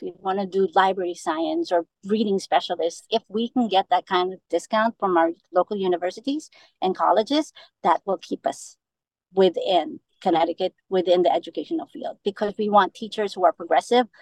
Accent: Philippines; also born or lived in New York City / New Jersey; now in Manchester, United States; I'm Filipino um, and I'm proud.

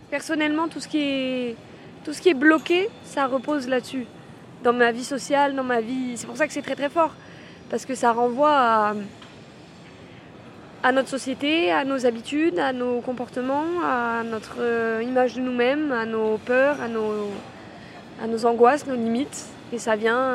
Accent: Lyon, Auvergne-Rhône-Alpes, France; j'ai 23 ans, euh, je suis de Lyon à la base.

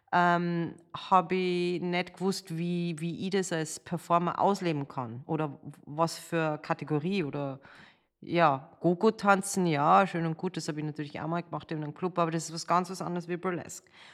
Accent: Salzburg, Austria; moved away as an adult; also born or lived in Amsterdam / New York / Las Vegas / Los Angeles; ich bin in Salzburg geboren, äh, habe in der Ballettschule von meiner Mama

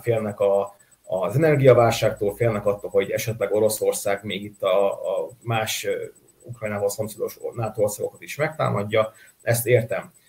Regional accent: Vojvodina, Serbia; vajdasági magyarként, akik megértük a Jugoszlávia bombázásokat

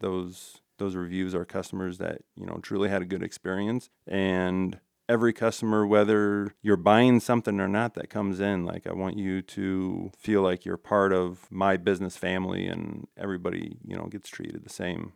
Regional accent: Ralston, Nebraska, United States; I, I grew up in Ralston, and Ralston's a tight

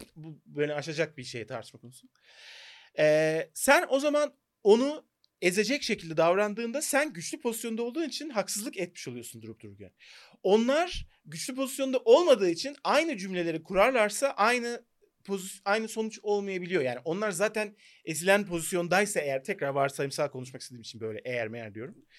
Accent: Turkey

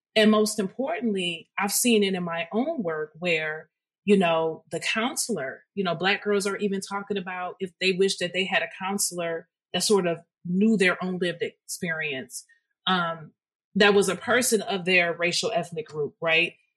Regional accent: Detroit, Michigan, United States; through my K through 12 experience, I am from Detroit

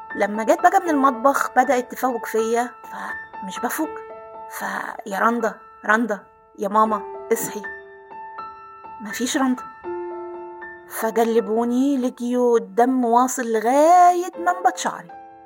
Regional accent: Aswan, Aswan Governorate, Egypt; احنا شارعنا الحجيجة على الطراز الفاطمي وزي ما قلت لك قبل كده انا كنا ساكنين في, في قلب مدينة أسوان

